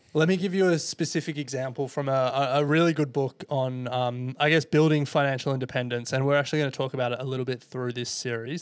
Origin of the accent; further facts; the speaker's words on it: Indonesia; now in Australia; I'm an immigrant from Indonesia